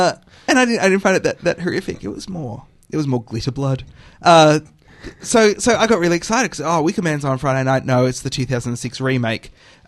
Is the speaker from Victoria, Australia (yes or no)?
yes; Victoria, Australia; I'm from Victoria, so I call it Charade.